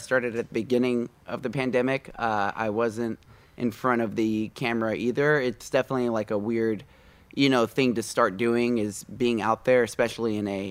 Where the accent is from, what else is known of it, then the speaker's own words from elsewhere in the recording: Houston, Texas, United States; I'm originally from Houston, Texas.